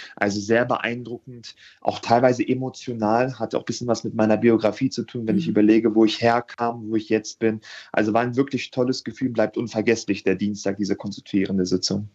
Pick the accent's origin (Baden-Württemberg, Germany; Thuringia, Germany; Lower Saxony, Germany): Lower Saxony, Germany; Hanover; 93 in Hannover geboren zu sein. Mhm. Das heißt, ich bin ein waschechter Hannoveraner